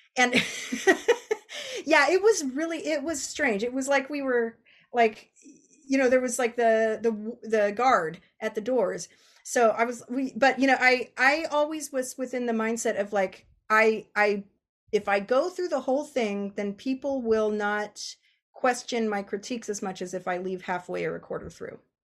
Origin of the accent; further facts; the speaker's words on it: Bay Area, California, United States; I'm from the Bay Area.